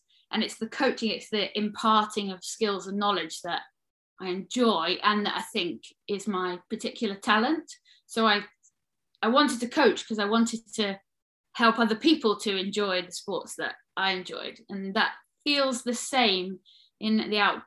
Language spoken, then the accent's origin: English; Midlands, United Kingdom; I grew up in the Midlands